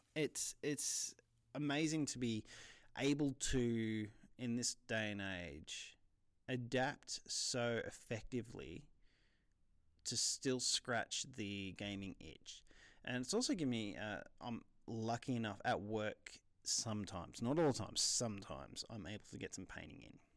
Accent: New South Wales, Australia; I'm Australian

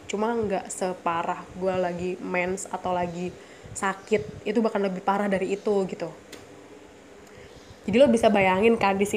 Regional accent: Surabaya, East Java, Indonesia; gue orang Surabaya ya maksudnya gue lahir di Surabaya besar di Surabaya dan di sidoarjo

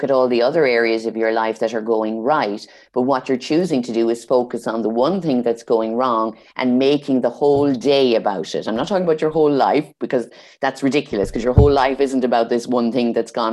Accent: Ireland; I'm from Ireland

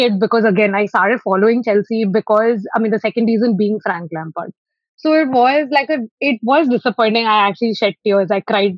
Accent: Hyderabad, Telangana, India; I'm from Hyderabad

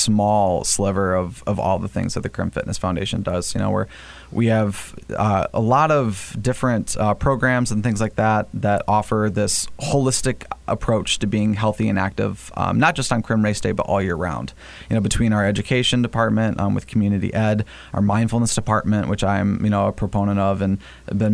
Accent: Flint, Michigan, United States; I'm from Flint

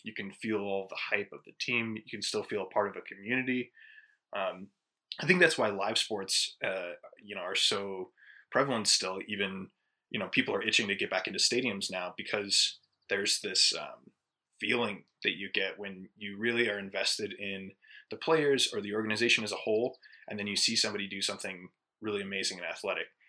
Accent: Colorado, United States; born or raised there; also born or lived in Ohio

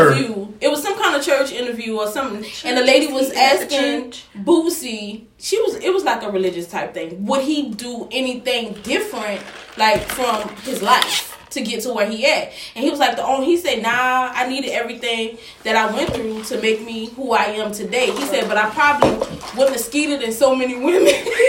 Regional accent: New Orleans, Louisiana, United States; I'm from New Orleans.

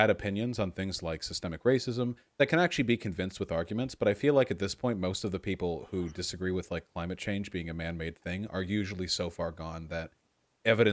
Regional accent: United States; I'm American

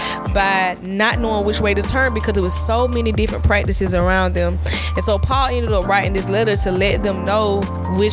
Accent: Southwest Georgia, United States; I'm from Southwest Georgia.

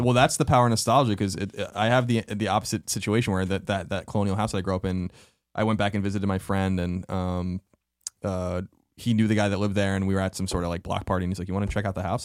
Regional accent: Long Island, New York, United States; moved away; the house I grew up in on Long Island

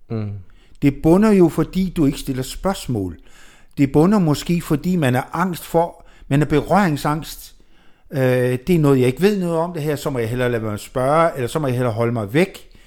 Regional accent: Jutland, Denmark; Ja, og vi er

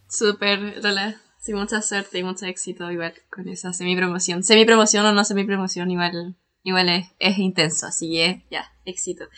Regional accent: Chile; soy bien, bien de Chile

